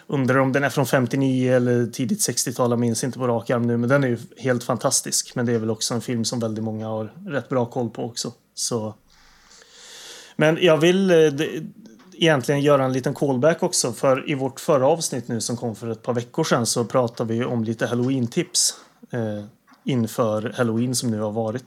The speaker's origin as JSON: {"language": "Swedish", "region": "Värmland", "country": "Sweden", "moved": "yes", "said": "jag är hemma i Värmland"}